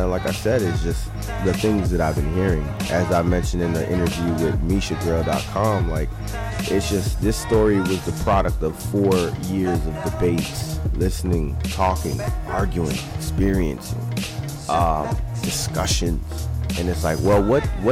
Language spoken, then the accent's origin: English; Miami, Florida, United States; now in Tampa Bay, United States; I'm a Florida boy. I'm from Miami, Florida, and I love Miami to death.